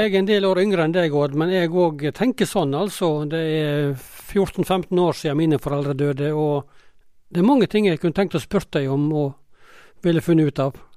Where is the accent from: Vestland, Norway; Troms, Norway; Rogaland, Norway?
Vestland, Norway; Hordaland; accent: Hordaland dialect; på min dialekt i Hordaland så sa vi nons